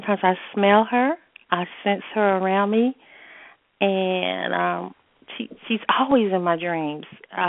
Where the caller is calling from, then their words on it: North Carolina, United States; I'm calling from the Carolinas